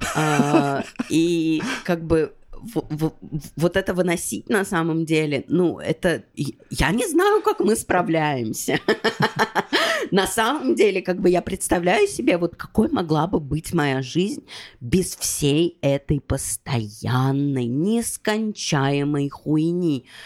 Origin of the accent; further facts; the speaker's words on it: Russia; moved away as an adult; я уехала из России, но как бы э, давление российского паспорта